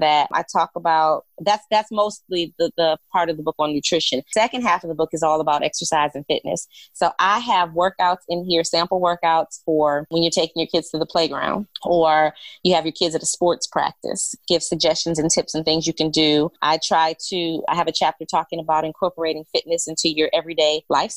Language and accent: English; Detroit, Michigan, United States; now in Charlotte, United States; I'm originally from Detroit, but I have been living in Charlotte, North Carolina